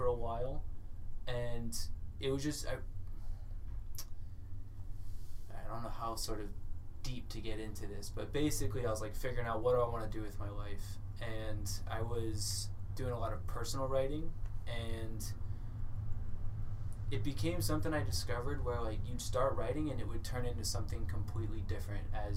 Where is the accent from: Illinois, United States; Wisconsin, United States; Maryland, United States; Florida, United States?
Florida, United States; also born or lived in Thailand; now in Portland, United States; I grew up in Florida, lived in Thailand for a few years, and I've been here.